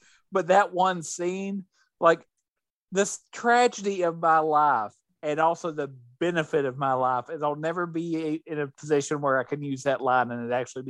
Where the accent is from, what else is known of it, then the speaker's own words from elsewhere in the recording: Netherlands; I'm from Holland.